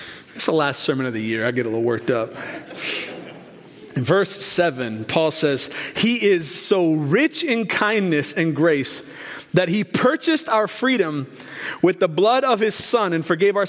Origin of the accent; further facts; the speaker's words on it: Portland, Oregon, United States; Growing up where I grew up in North Portland, near the University of Portland, the Pilots